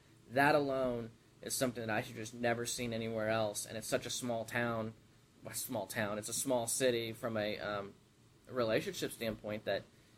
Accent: Kansas City, Missouri, United States; accent: southern drawl; also born or lived in Texas; I was born in Texas, raised in Kansas City. I've been here since I was two, but I still say things with a southern drawl from time to time.

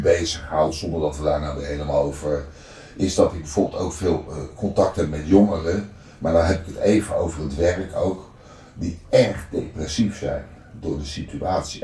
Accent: Netherlands; ik ben opgegroeid in de Transvaalbuurt

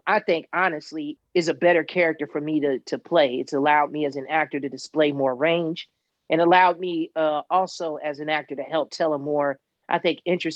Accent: Chicago, Illinois, United States; being a Chicagoan is something that those of us who were born and raised there were really proud about, especially Southsiders

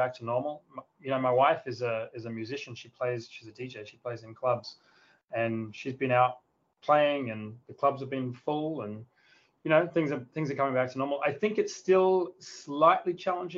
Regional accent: a small town near Adelaide, South Australia, Australia; now in Sydney, Australia; I grew up in a small town in the south of Australia, near the capital city called Adelaide

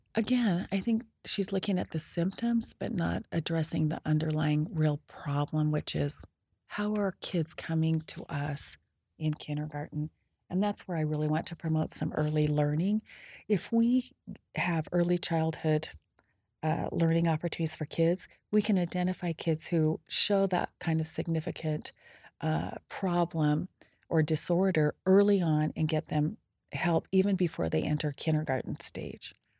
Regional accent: Preston, Idaho, United States; I was born and raised in Preston, Idaho

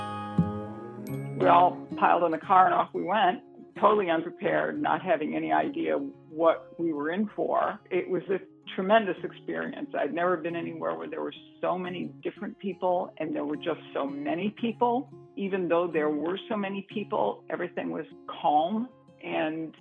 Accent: Hamtramck, Michigan, United States; also born or lived in Detroit, Michigan; I was born in Detroit, Michigan, actually, and I lived in a town called Hamtramck, Michigan, which is a small town surrounded by the city

